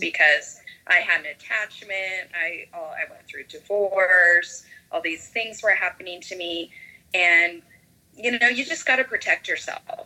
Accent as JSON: {"language": "English", "region": "Idaho", "country": "United States", "tie": "born or raised there", "moved": "yes", "said": "Idaho, where, which is my hometown"}